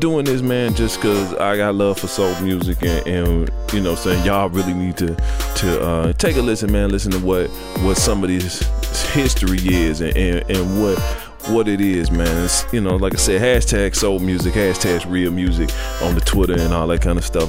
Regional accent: the South, United States; also born or lived in Cleveland, Ohio; growing up in the South and being down South

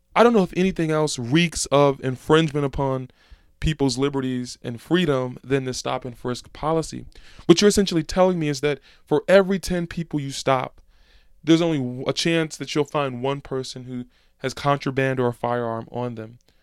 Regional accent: Philadelphia, Pennsylvania, United States; in Philadelphia, my hometown

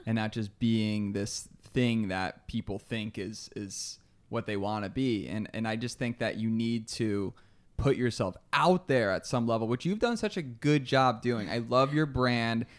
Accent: Albany, New York, United States; we're both, oh, uh, Albany, New Yorkers, so upstate New

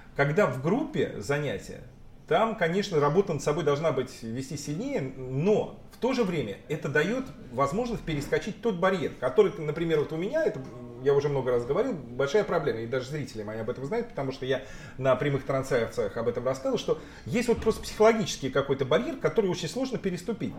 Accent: Russia; moved away; в нашей регионе, э, где вот мы родились с тобой в России

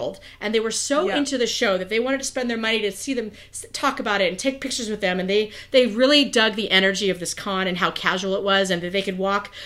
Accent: California, United States; I'm a California girl

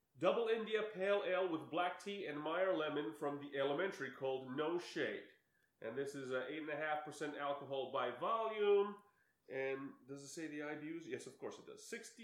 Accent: Seligenstadt, Hesse, Germany; moved away; I was born in Seligenstadt, which is a town of 35,000 people, which is so basically the size of Teaneck, and they had three breweries in the town.

